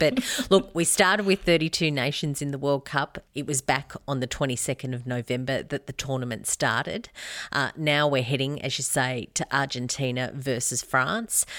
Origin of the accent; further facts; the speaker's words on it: Albury, New South Wales, Australia; I grew up near Albury